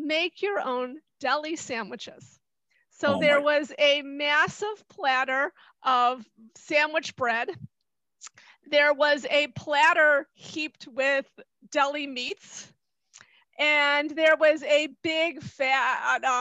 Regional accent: Chicago, Illinois, United States; I grew up in Chicago

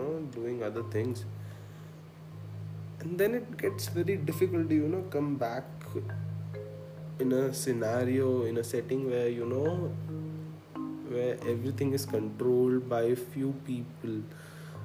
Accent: Khandwa, Madhya Pradesh, India; I come from a small town, I'm from Khandwa, and I think it was early 2004 or 2005, and we got a computer and internet

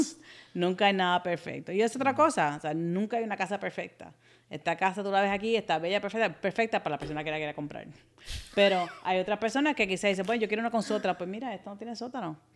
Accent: Puerto Rico; accent: un poquito de acento cubano; moved away; also born or lived in United States; Nací en Estados Unidos, pero me crié en Puerto Rico, mis papás son puertorriqueños, y me considero puertorriqueña

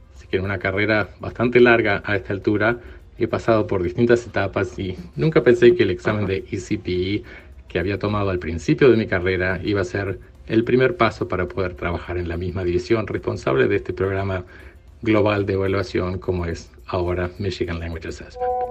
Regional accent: Uruguay; moved away as an adult; Soy de Uruguay, viví casi toda mi vida en Uruguay

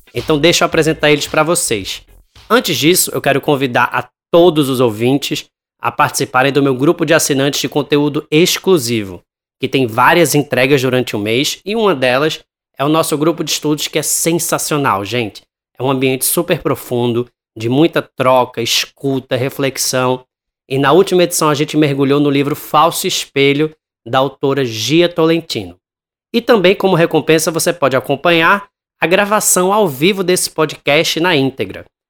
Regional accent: Pernambuco, Brazil; aqui na minha terra

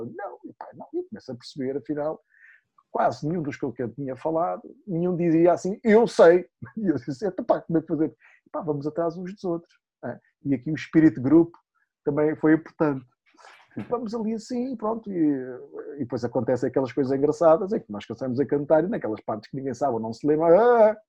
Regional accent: Madeira, Portugal; Eu sou da Madeira, eu era um dos cinco olímpicos da Madeira

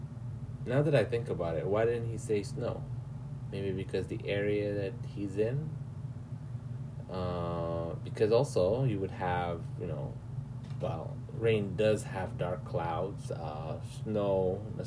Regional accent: Sudan; I'm from Sudan

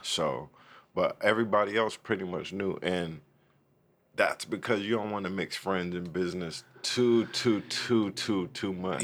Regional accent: Oceanside, California, United States; also born or lived in East St. Louis, Illinois; raised in Oceanside

